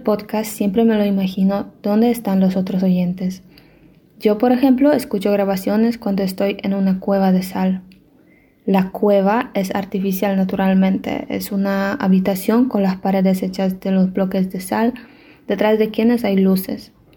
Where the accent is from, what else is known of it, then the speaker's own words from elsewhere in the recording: Poland; Spanish is a second language; de Polonia